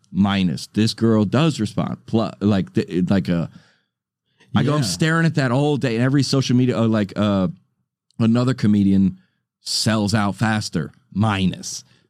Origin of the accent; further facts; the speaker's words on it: United States; we're from America.